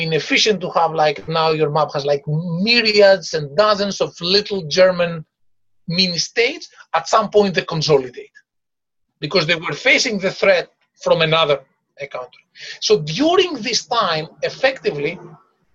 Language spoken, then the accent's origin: English; Greece; I come from Greece